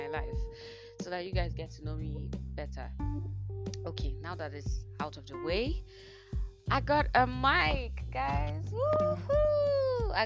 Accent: Enugu State, Nigeria; also born or lived in Owerri, Imo State / Port Harcourt, Rivers State; by primary four, second term, I came down to Enugu State and I started schooling here. So I did the whole of my secondary school degree and my university degree here in Enugu State

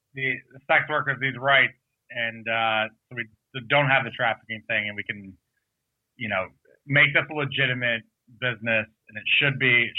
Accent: Michigan, United States; now in New Jersey, United States; we're from Michigan originally.

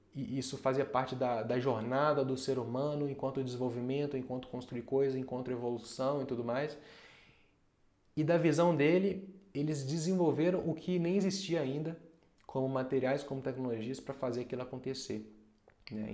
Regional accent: Brazil; enquanto brasileiro

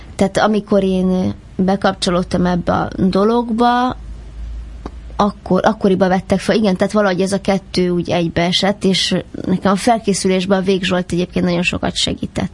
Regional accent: Budapest, Hungary; Pesti vagyok, ezt sokszor megkérdőjelezik, vagy ez felszokott merülni, hogy vidéki vagyok, hogy talán van valami íze a beszédemnek, de tőzsgyökeres 18. kerületi vagyok.

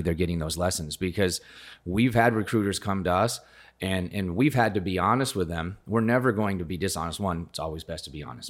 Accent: rural Colorado, United States; now in Gilbert, United States; I grew up in rural Colorado

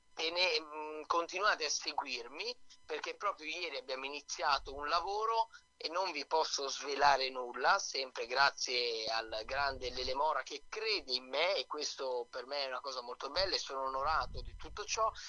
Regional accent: Milan, Lombardy, Italy; io ho i genitori che sono napoletani, ma sono proprio nato qua a Milano io

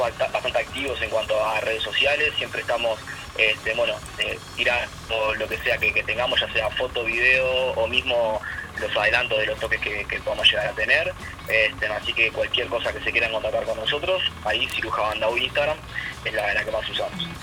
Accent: Montevideo, Uruguay; moved away; also born or lived in La Paz, Canelones, Uruguay; yo si bien viví muchos años en La Paz, en realidad soy de Montevideo

